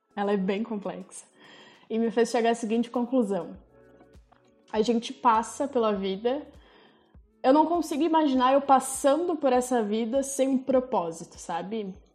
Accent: Farroupilha, Rio Grande do Sul, Brazil; also born or lived in Cerro Largo; Eu nasci em Cerro Largo, que é na região das Missões, no interior, mas eu vim para cá com um ano de idade, então eu sou mais farroupilhense do que qualquer outra coisa

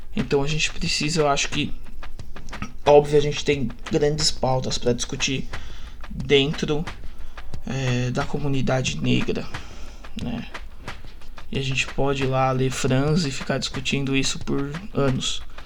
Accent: São Paulo, Brazil; Estudei a minha vida toda numa das escolas mais caras da zona leste de São Paulo

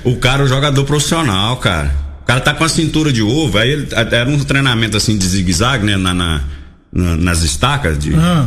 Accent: Santa Helena, Brazil; Eu também sou de Santa Helena

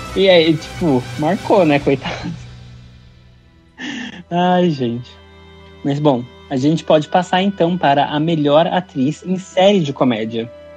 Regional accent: Brazil; a gente como brasileiro

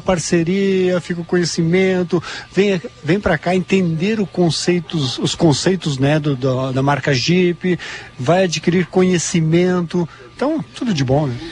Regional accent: Capão da Canoa, Rio Grande do Sul, Brazil; eu sou de Capão da Canoa mesmo

